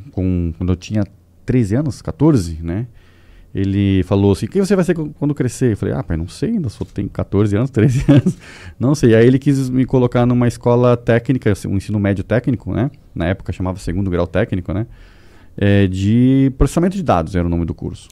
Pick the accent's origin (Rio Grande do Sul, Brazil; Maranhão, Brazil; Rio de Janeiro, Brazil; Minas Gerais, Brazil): Rio Grande do Sul, Brazil; Porto Alegre; moved away as an adult; now in São Paulo, Brazil; Eu não sou paulista, na verdade eu sou gaúcho de Porto Alegre, moro em São Paulo desde 2014 apenas